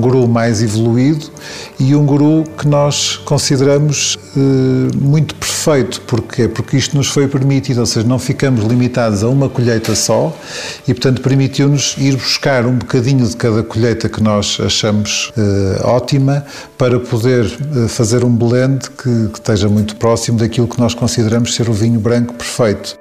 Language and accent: Portuguese; Sabrosa, Norte, Portugal; é onde eu cresci, no fundo em, em Fermentões, ou seja, perto de Sabrosa